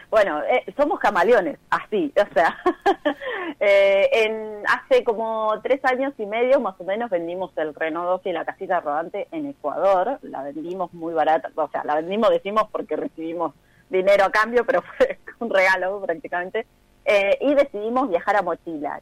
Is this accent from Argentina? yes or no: yes; Neuquén, Argentina; moved away as an adult; also born or lived in Saladillo, Buenos Aires Province; Yo soy de Saladillo, provincia de Buenos Aires, más vivo en Neuquén desde muy pequeña